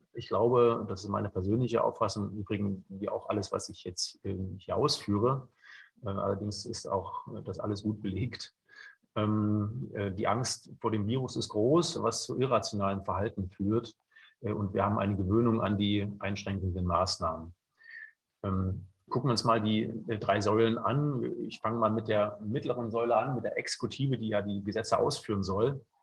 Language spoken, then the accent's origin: German; near Leipzig, Saxony, Germany; moved away as an adult; also born or lived in Bayreuth; bin in der Nähe von Leipzig geboren, habe dort Jura studiert